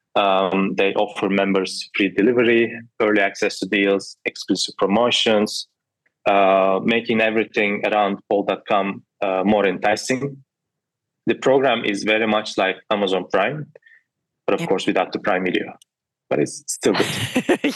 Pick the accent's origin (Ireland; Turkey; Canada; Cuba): Turkey; I'm from Turkey